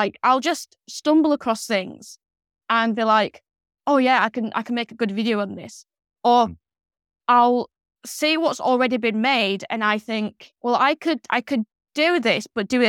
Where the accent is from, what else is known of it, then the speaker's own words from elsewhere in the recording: Yorkshire and the Humber, United Kingdom; So because I was from Yorkshire, you know, I could be sort of the northern one.